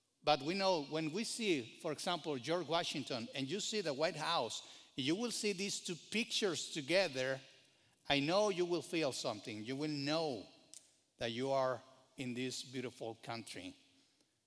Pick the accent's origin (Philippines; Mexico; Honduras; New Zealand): Mexico; now in United States; I grew up in Mexico